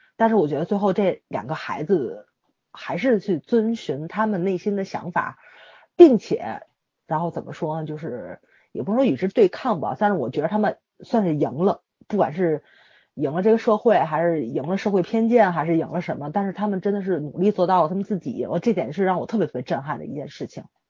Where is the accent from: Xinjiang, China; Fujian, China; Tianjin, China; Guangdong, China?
Tianjin, China; 我们天津人不喜欢出我们这个城市